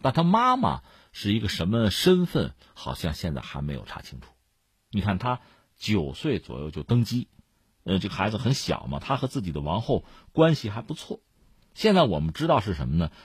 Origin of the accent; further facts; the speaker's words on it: China; 我们中国人